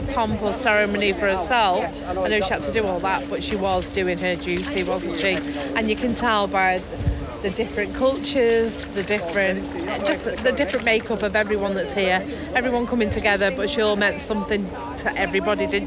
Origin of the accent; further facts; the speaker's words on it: Chester, North West England, United Kingdom; I'm from Chester